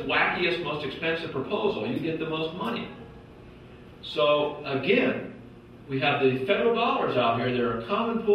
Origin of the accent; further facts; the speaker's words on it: Portland, Oregon, United States; Portland, my hometown